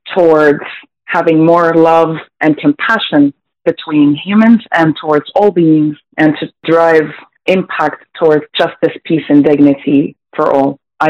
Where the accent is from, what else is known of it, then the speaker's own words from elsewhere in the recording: Damascus, Damascus Governorate, Syria; moved away as an adult; now in Canada; I was born and raised in Damascus, Syria, and I sought refuge here in Canada in April 2018.